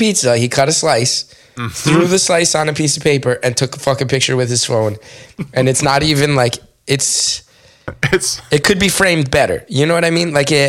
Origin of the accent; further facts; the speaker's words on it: East Coast, United States; now in Los Angeles, United States; We wanted that great taste we grew up eating on the East Coast.